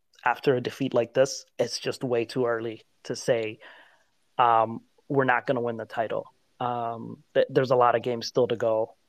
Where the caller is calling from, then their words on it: United States; The US.